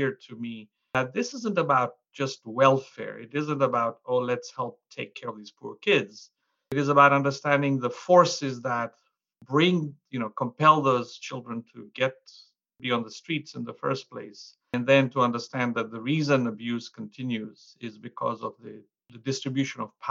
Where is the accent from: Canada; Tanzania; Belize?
Tanzania; Mwanza; So I grew up as a kid helping my parents in a little hole-in-the-wall store or shop in the central market in Mwanza, Tanzania